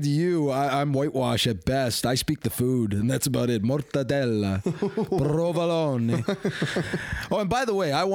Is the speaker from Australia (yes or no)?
no; Hamilton, Ontario, Canada; I was raised in Hamilton. H-Town is a bit of a rough place